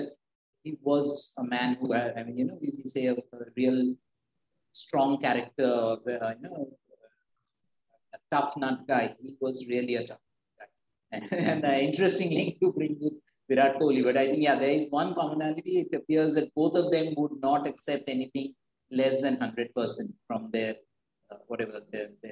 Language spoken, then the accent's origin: English; Kolkata, West Bengal, India; Growing up in Calcutta